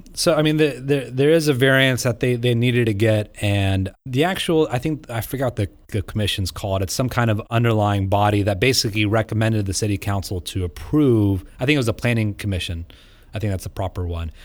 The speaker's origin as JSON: {"language": "English", "area": "Vandalia", "region": "Ohio", "country": "United States", "tie": "born or raised there", "said": "growing up in Monell, Ohio, I thought it was the biggest town in the world"}